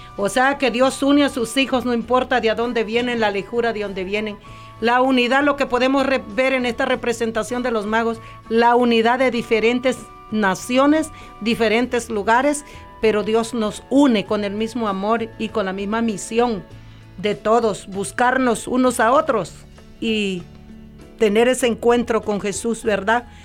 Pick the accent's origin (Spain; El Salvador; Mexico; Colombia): El Salvador; now in California, United States; yo soy del Salvador